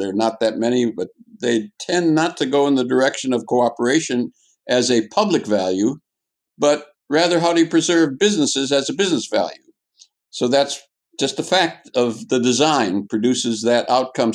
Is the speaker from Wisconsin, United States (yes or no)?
yes; Wisconsin, United States; moved away; I'm originally from Wisconsin